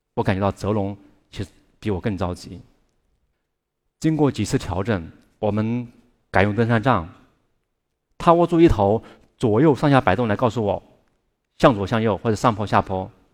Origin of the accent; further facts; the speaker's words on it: Chongqing, China; 我住在重庆，一个远近闻名的特殊家庭，因为爸爸和叔叔都是双目失明的盲人